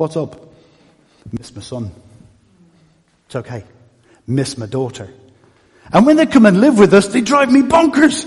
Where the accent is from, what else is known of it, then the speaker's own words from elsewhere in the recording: Dublin, Leinster, Ireland; also born or lived in Stoke-on-Trent; now in Naas, Ireland; I'm Irish. I was born in Dublin. But it wasn't home